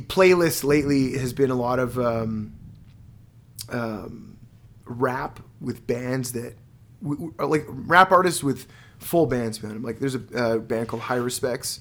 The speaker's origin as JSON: {"language": "English", "town": "Montreal", "region": "Quebec", "country": "Canada", "tie": "born or raised there", "moved": "yes", "said": "Born and raised in Montreal"}